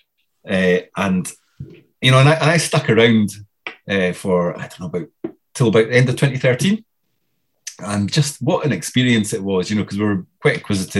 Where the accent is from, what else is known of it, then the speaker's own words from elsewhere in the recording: Dundee, Scotland, United Kingdom; I was this guy from Dundee